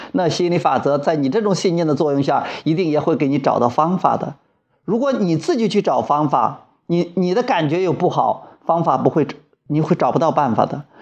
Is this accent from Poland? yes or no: no; Wuyang, Henan, China; 我现在在河南省武阳县我的老家